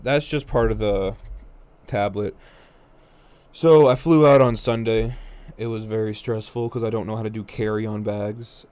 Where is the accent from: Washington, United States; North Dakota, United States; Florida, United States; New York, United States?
North Dakota, United States; I'm from North Dakota